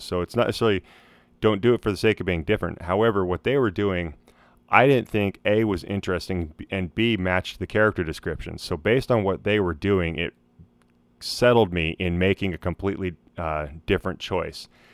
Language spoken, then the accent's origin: English; Idaho, United States; moved away; my home state of Idaho